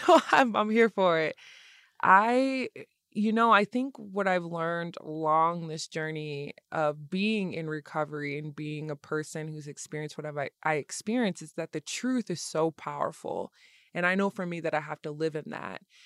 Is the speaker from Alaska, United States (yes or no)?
no; Lansing, Michigan, United States; I'm from Lansing, Michigan.